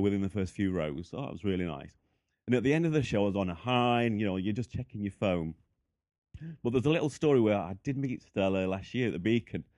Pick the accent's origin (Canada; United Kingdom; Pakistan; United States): United Kingdom; the north of England; also born or lived in Boston Spa; from England, so the north. I live in a place called Boston Spa.